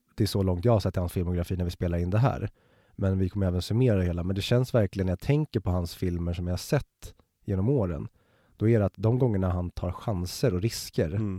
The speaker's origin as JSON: {"language": "Swedish", "town": "Stockholm", "region": "Stockholm County", "country": "Sweden", "tie": "born or raised there", "said": "du och jag är ju born and raised i Stockholm, alltså en kvart utanför tullarna."}